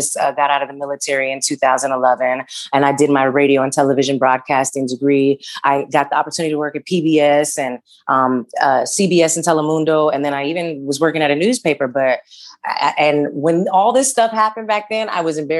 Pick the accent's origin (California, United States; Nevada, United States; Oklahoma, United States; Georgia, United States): Nevada, United States; Las Vegas; I'm from Las Vegas